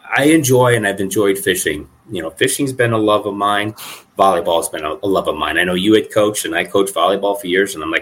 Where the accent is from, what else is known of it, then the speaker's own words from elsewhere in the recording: Illinois, United States; now in Colorado, United States; I grew up in Illinois